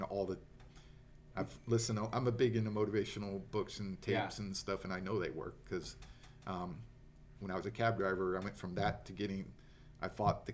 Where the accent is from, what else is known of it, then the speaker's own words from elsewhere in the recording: Florida, United States; moved away as an adult; now in Las Vegas, United States; We're from Florida.